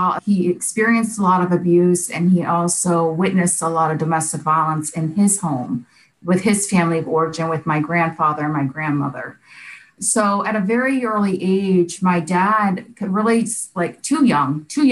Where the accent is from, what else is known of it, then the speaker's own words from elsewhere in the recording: Boca Raton, Florida, United States; also born or lived in Youngstown, Ohio; we decided to pick up and move to Boca Raton, Florida. And that's where I was raised